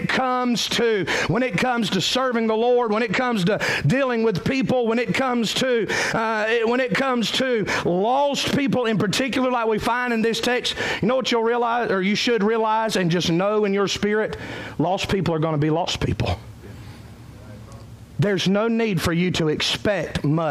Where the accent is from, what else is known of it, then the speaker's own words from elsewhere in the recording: Cowpens, South Carolina, United States; I'm from Cowpens.